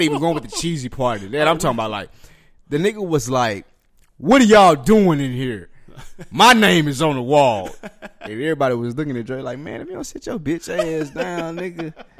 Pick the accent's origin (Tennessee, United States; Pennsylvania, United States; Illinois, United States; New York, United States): Tennessee, United States; Nashville; I'm from Nashville, so right. I'm saying from how I look at a Memphis motherfucker.